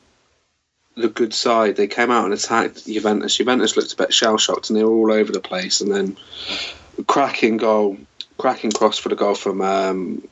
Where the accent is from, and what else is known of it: England, United Kingdom; born or raised there